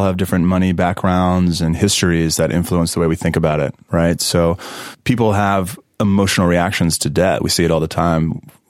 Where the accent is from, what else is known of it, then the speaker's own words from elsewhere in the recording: Mississippi, United States; I'm from Mississippi.